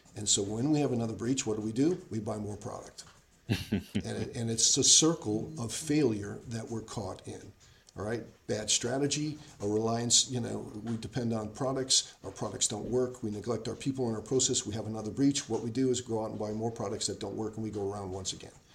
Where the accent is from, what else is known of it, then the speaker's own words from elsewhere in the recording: United States; I'm an American. That's in my DNA